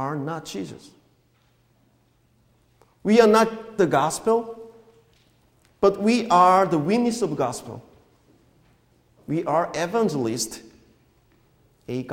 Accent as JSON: {"language": "English", "country": "South Korea", "tie": "born or raised there", "moved": "as an adult", "said": "the church, is where I grew up in Korea"}